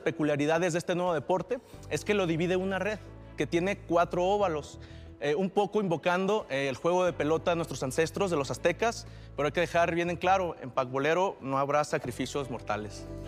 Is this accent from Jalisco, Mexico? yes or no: yes; Jalisco, Mexico; vengo del estado de Jalisco, de la tierra del tequila, el mariachi y el pacbolero